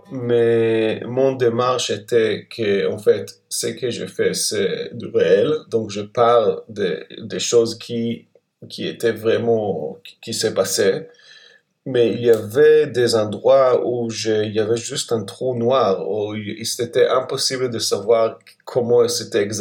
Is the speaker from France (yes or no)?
no; Israel; je pense que quand j'ai grandi en Israël, on, cette partie était, je veux dire, la place des nationalités palestiniennes, en fait, n'était pas racontée.